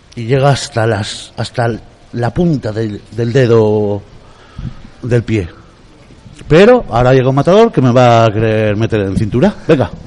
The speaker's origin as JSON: {"language": "Spanish", "area": "Biscay", "region": "Basque Country", "country": "Spain", "said": "yo que soy vizcaíno"}